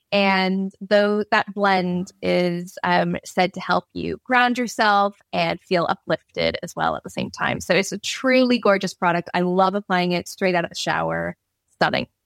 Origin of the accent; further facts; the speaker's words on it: Canada; now in London, United Kingdom; me being Canadian